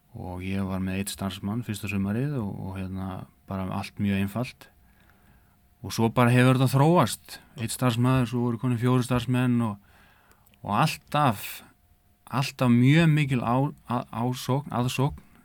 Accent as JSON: {"language": "Icelandic", "area": "Eyjafjarðarsveit", "region": "Northeastern Region", "country": "Iceland", "tie": "born or raised there", "moved": "as an adult", "lives_now": "Akureyri, Iceland", "said": "ég er innan úr Eifarsveit þar sem að Kaffi Húur á Garði já. ég er bara fættur upp alveg þar"}